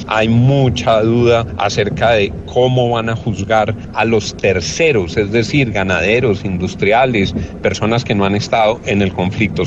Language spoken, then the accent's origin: Spanish; Colombia; como colombiano